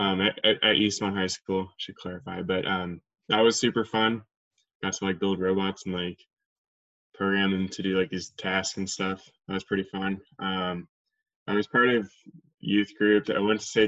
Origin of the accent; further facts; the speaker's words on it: Wenatchee, Washington, United States; also born or lived in Seattle, Washington; now in Spokane, United States; I grew up in Wenatchee, I guess that's the point of this podcast, but I grew up in Wenatchee. I was born in Seattle area and then moved over here when I was 3.